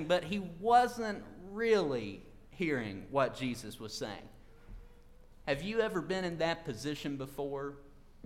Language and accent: English; eastern Kentucky, United States; moved away; also born or lived in Mount Sterling, Kentucky; I'm from Nye County, about 2 hours down the road in the mountains of eastern Kentucky.